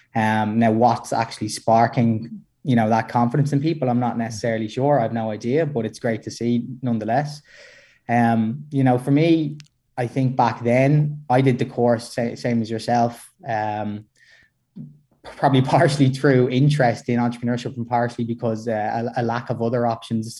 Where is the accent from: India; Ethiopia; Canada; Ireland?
Ireland; we're, we're both Irish